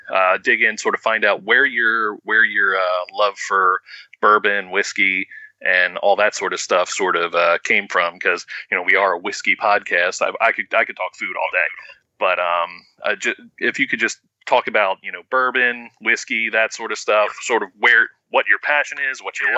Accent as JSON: {"language": "English", "town": "Baltimore", "region": "Maryland", "country": "United States", "said": "I'm from Baltimore originally"}